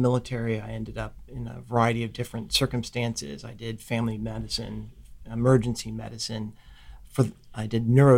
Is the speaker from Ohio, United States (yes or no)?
yes; Ohio, United States; moved away as an adult; I grew up in Ohio